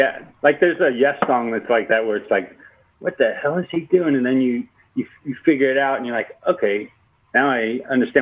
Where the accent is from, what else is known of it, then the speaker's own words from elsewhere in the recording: South Bay, Southern California, United States; moved away; also born or lived in Spokane; I grew up in the South Bay, Southern California